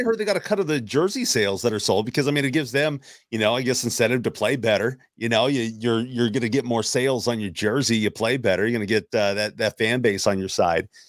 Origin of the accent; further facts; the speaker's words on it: Seattle, Washington, United States; I grew up in Seattle.